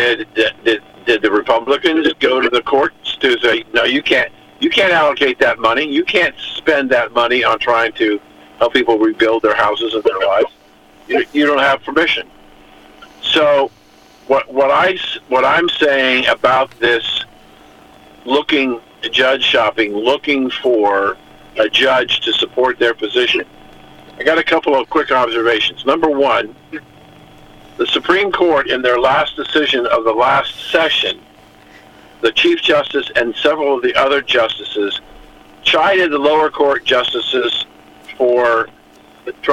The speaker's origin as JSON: {"language": "English", "town": "Columbus", "region": "Ohio", "country": "United States", "tie": "born or raised there", "also_born_or_lived": "New Jersey", "moved": "yes", "said": "I'm born and raised in Columbus, Ohio"}